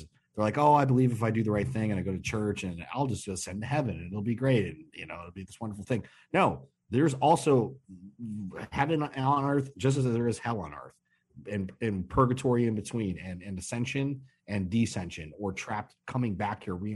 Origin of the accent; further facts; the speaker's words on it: Chicago, Illinois, United States; I'm from Chicago.